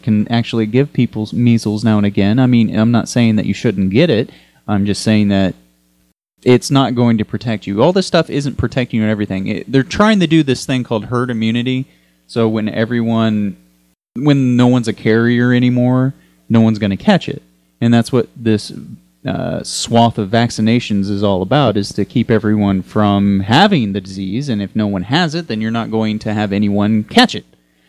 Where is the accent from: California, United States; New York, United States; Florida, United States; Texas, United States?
Texas, United States; from my home state of Texas